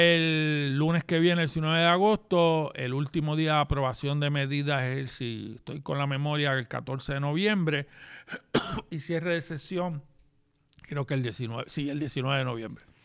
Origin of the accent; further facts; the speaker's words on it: Gurabo, Puerto Rico; mi pueblo de Gurao